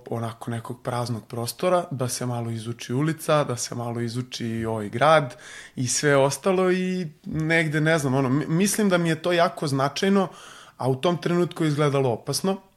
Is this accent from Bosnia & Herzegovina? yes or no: no; Belgrade, Serbia; Beogradsko sam dete, Aha. ceo život sam živeo na Vračaru